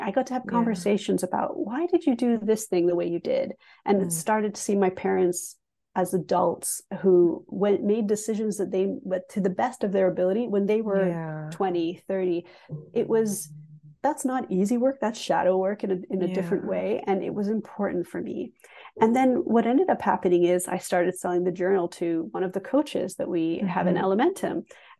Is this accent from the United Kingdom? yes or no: yes; England, United Kingdom; also born or lived in Canada; So my story is interesting because I grew up half in England, half in Canada.